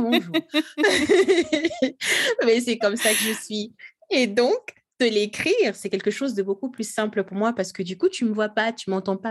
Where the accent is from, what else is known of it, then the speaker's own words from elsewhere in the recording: Kinshasa, DR Congo; moved away; moi je je suis congolaise, hein, j'ai grandi, je suis née, j'ai grandi à Kinshasa, euh, la capitale de la RDC, RD Congo